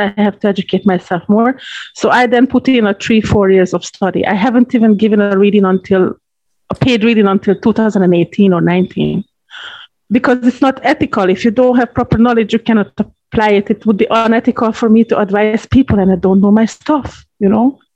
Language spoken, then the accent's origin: English; Hungary; moved away as an adult; now in Jamaica; I live in Jamaica 20 years now. I'm a citizen. I'm a dual citizen. Originally, I'm from Hungary, so I am a Hungarian citizen